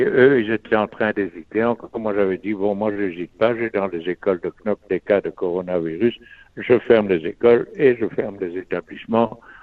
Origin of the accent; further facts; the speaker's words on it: Belgium; on vit dans un pays où on est tous des Belges